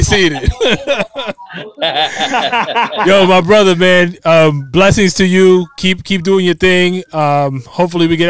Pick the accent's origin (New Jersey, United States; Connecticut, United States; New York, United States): New York, United States; New York City